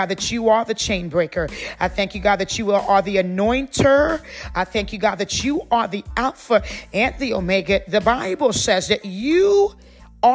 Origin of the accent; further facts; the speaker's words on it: Trinidad & Tobago; moved away; we grew up, you know, in the Caribbean islands. I came to this country 34 years ago. My whole family is Trinidadian. We are West Indian.